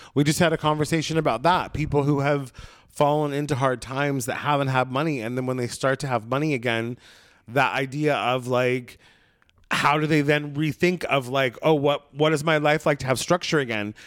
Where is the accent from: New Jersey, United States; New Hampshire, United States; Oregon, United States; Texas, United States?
Oregon, United States; Brookings; born or raised there; moved away